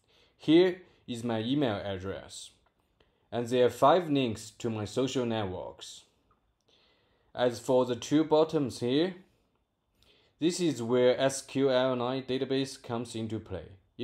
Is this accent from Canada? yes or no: no; Guiyang, Guizhou, China; English is a second language; from Guiyang, China.